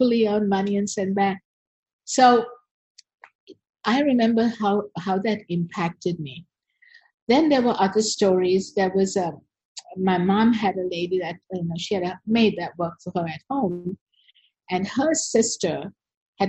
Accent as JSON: {"language": "English", "country": "Sri Lanka", "tie": "born or raised there", "also_born_or_lived": "United States", "said": "I'm from Sri Lanka. I was born here, and I grew up here"}